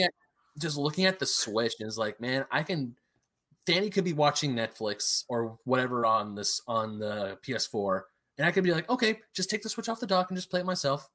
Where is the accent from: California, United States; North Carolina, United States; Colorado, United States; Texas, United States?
California, United States; Diamond Bar; also born or lived in Murrieta, California; I moved to my hometown of Diamond Bar